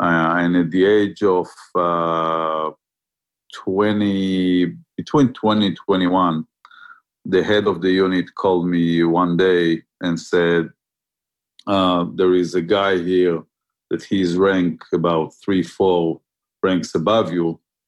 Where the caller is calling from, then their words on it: Herzliya, Tel Aviv District, Israel; From my office in Herzliya.